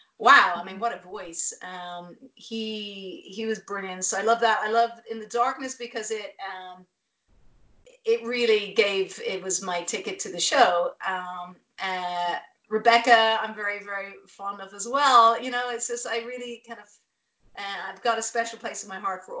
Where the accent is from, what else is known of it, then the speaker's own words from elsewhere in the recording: Ireland; moved away as an adult; also born or lived in Dublin; now in Los Angeles, United States; I'm Irish